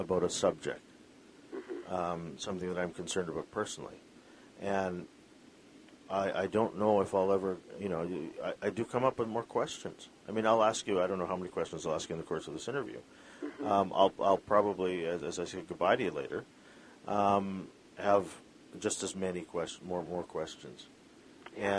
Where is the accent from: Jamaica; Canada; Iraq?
Canada; Vancouver, British Columbia; I grew up in Vancouver